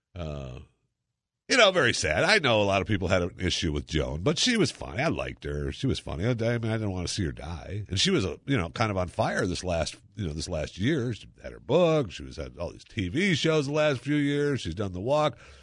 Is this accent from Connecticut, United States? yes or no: no; Dallas, Texas, United States; the Dallas Cowboys, my hometown